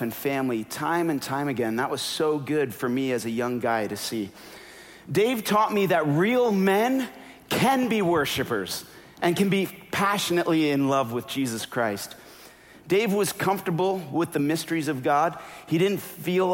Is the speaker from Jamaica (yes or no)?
no; Canada; moved away; also born or lived in Minnesota; I'm Canadian.